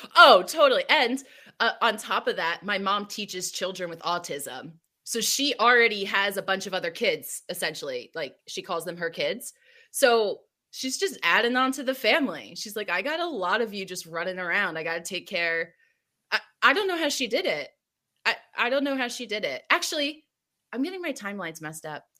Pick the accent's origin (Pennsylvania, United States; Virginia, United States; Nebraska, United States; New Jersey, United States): New Jersey, United States; moved away as an adult; now in California, United States; I'm from Jersey